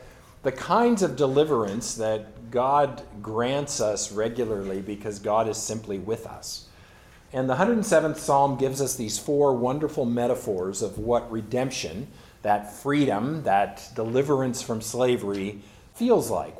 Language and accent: English; San Bernardino Valley, Southern California, United States; I grew up in Southern California and in the San Bernardino Valley specifically.